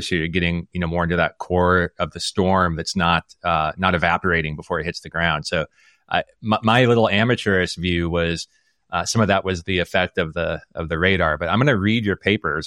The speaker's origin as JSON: {"language": "English", "town": "Omaha", "region": "Nebraska", "country": "United States", "tie": "born or raised there", "said": "I grew up in Omaha, Nebraska"}